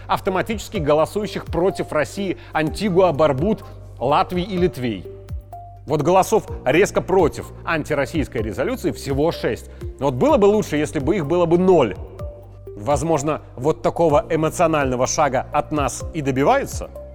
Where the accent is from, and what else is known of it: Belarus